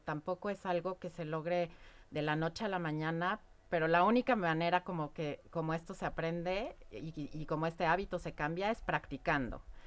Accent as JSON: {"language": "Spanish", "country": "Mexico", "said": "como mexicana, y ustedes lo conocen, tenemos creencias alrededor de la muerte y la festejamos"}